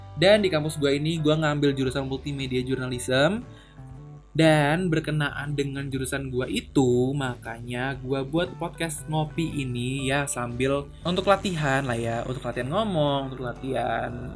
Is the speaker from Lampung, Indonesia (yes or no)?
no; Surabaya, East Java, Indonesia; moved away as an adult; now in Tangerang, Indonesia; gua dari kecil hingga besar di Surabaya sampai SMA di Surabaya